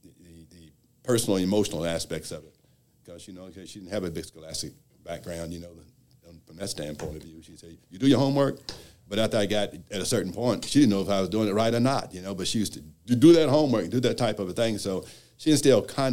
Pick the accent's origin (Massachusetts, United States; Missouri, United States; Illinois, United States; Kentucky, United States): Kentucky, United States; Louisville; I was born and raised in Louisville